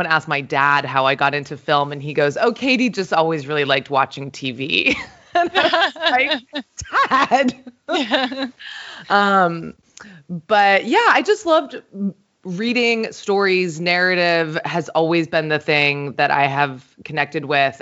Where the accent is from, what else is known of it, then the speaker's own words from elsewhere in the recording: St. Croix, U.S. Virgin Islands; when I was growing up, I'm from a small island in the Caribbean. I'm from St. Croix in the U.S. Virgin Islands